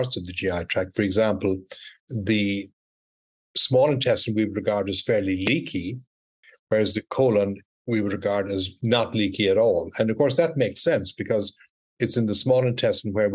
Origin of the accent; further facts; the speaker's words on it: Ireland; moved away as an adult; also born or lived in Cork, Ireland / Scotland / United States; now in Texas, United States; I'm Irish originally, graduated in medical school in Ireland